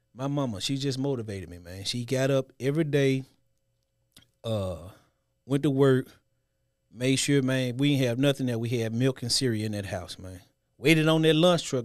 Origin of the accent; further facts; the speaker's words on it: Memphis, Tennessee, United States; I'm a kid from the hood. Born and raised in Memphis, nine oh one